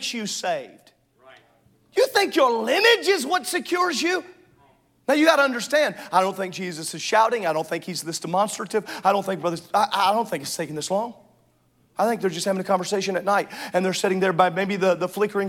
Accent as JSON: {"language": "English", "area": "the South", "region": "Southern United States", "country": "United States", "tie": "born or raised there", "said": "I grew up in Southern"}